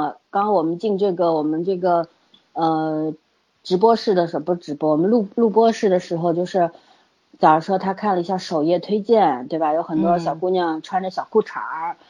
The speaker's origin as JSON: {"language": "Chinese", "country": "China", "said": "首先，我们中国人实在是太多了，对吧？"}